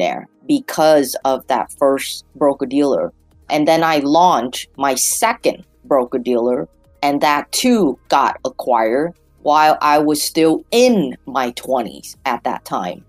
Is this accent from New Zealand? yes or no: no; United States; also born or lived in Vietnam / Hong Kong; I was raised here in the United States when I was a few years old